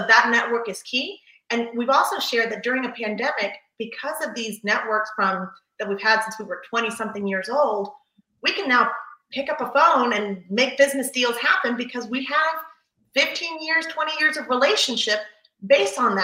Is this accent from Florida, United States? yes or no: yes; Palm Beach County, Florida, United States; moved away as an adult; now in Fort Lauderdale, United States; I was originally from Palm Beach County, from a teeny tiny town where, like, you know everyone.